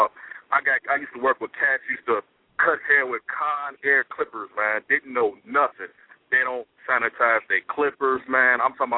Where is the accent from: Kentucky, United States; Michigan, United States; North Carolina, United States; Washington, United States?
Michigan, United States; Detroit; I'm a barber in Detroit, Michigan, man, from the 313, baby.